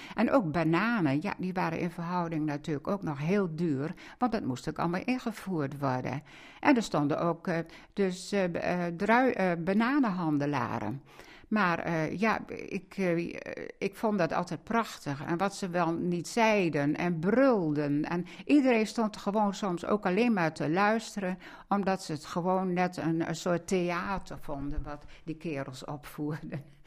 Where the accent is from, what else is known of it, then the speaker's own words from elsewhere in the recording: Zuidlaren, Drenthe, Netherlands; moved away; mijn jeugd in Zuid-Laren